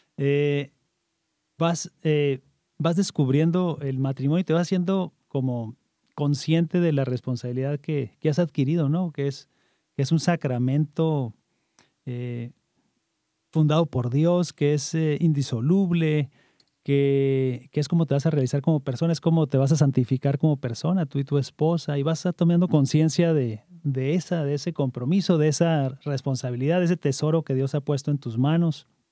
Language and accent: Spanish; Camargo, Chihuahua, Mexico; now in Virginia, United States; nacido en, en, Camargo, Chihuahua